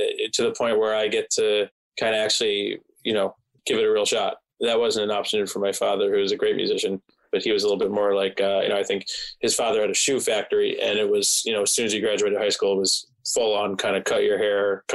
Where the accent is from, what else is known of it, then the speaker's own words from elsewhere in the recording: New Jersey, United States; growing up in New Jersey